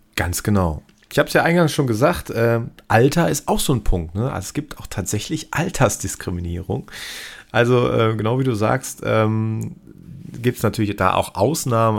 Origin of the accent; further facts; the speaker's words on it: Cologne, North Rhine-Westphalia, Germany; Hier bei uns in Köln äh, wir sind hier sowieso sehr tolerant bekanntermaßen